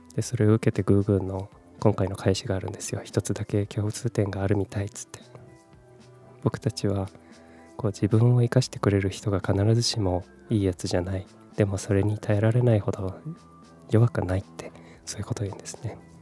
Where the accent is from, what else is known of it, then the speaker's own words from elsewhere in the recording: Kumamoto, Japan; moved away as an adult; also born or lived in Fukuoka / Tokyo; 18歳から福岡30歳から東京で暮らし35歳で会社を辞め地元の熊本で